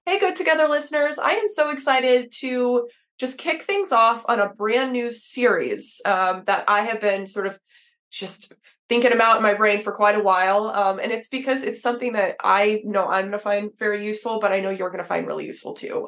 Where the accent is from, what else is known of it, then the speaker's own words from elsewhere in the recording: Texas, United States; I grew up in Texas